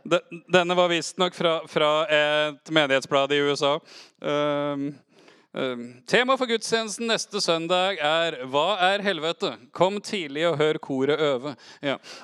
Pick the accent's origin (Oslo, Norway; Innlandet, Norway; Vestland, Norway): Oslo, Norway; Jeg er oppvokst i Oslo på 80-tallet.